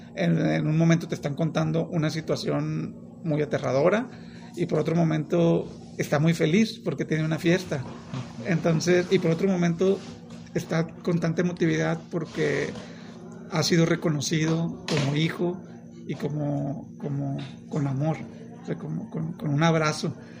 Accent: Monterrey, Nuevo León, Mexico; yo soy de Monterrey

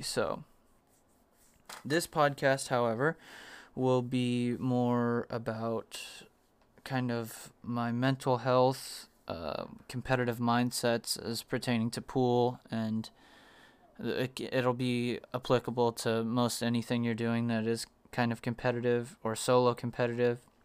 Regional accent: Arizona, United States; also born or lived in Virginia; I was, like, one when we moved to Arizona from Virginia

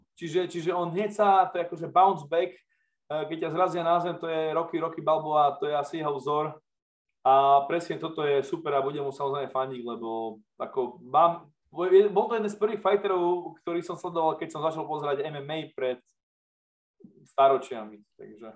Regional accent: eastern Slovakia, Slovakia; cítime to aj my na tom východnom Slovensku

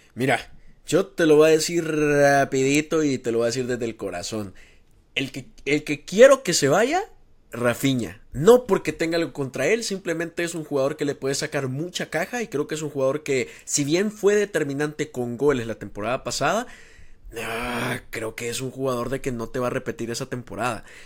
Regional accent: El Salvador

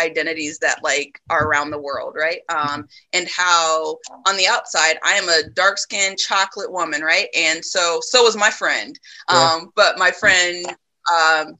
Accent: Des Moines, Iowa, United States; also born or lived in Illinois; growing up in Des Moines, I grew up in a what I consider a Black community

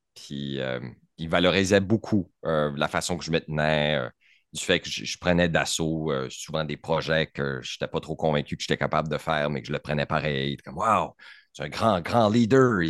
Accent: Canada

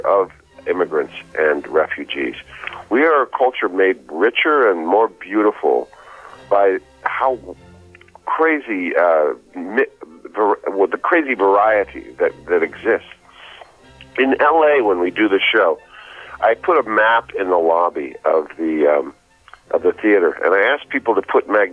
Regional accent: New York City, New York, United States; I grew up in New York City with Irish and Italian immigrant children

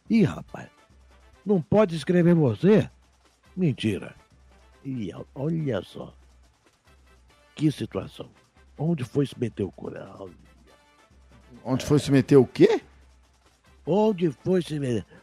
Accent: Belém, Pará, Brazil; born there; Eu nasci em Belém, Pará.

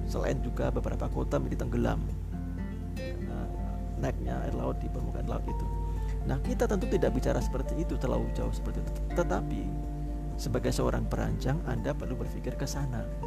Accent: Malang, East Java, Indonesia; saya orang Malang tinggal di Malang

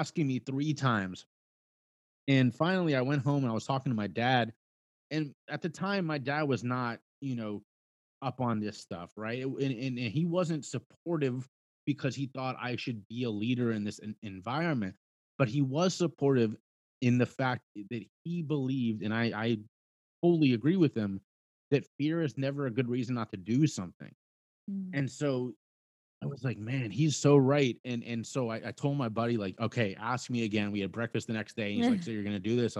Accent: Cincinnati, Ohio, United States; my hometown of Cincinnati, Ohio

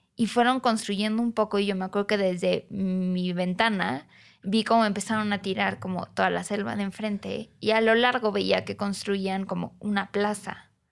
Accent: Cancún, Quintana Roo, Mexico; moved away as an adult; now in Mexico City, Mexico; haber crecido ahí

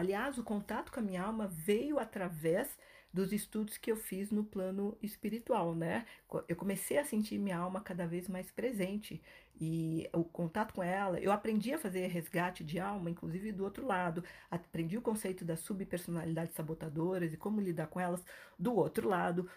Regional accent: Brazil; moved away as an adult; also born or lived in New York / Toronto / São Paulo; eu decidi é, sair do Brasil e morar no Canadá

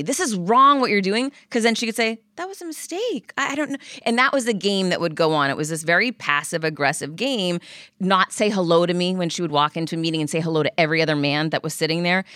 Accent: Worcester, Massachusetts, United States; I grew up in Worcester

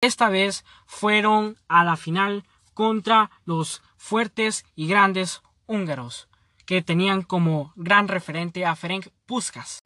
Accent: Honduras

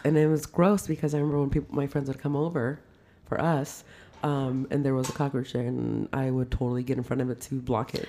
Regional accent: Modesto, California, United States; now in Palmdale, United States; we grew up in South Modesto, and our area was called the OG

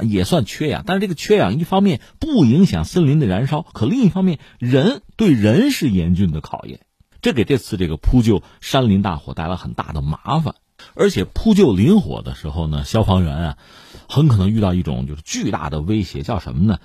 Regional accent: China; 我们中国人

